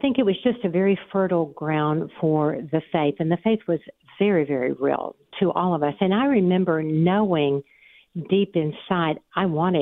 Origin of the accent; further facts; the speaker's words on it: United States; accent: Southern; I am from the South. I am from the Smoky Mountains, actually, born and raised in the Smoky Mountains.